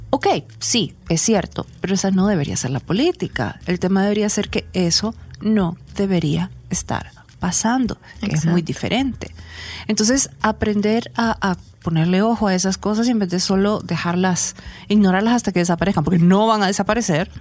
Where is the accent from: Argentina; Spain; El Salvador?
El Salvador; los salvadoreños trabajábamos tanto